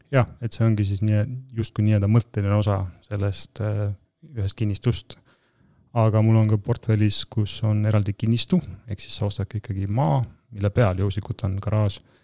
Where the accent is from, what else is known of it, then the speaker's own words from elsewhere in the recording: Tartu, Tartu County, Estonia; also born or lived in Tallinn; mina olen põline tartlane